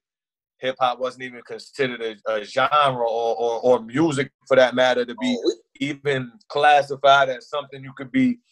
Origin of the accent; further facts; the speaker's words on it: New York, United States; also born or lived in Panama (ancestry); I wasn't born in Panama. All the kids, my brothers, my cousins, and shit, we was born in New York